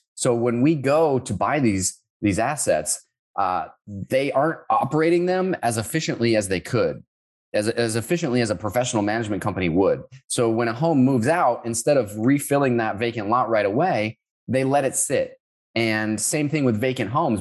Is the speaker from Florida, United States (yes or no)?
yes; Orlando, Florida, United States; moved away as an adult; also born or lived in Sioux Falls, South Dakota / Finland; I grew up around Orlando, Florida